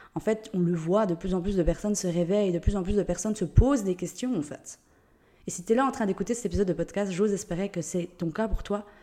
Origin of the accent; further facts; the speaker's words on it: Switzerland; accent: Swiss; Je suis suisse, d'où l'accent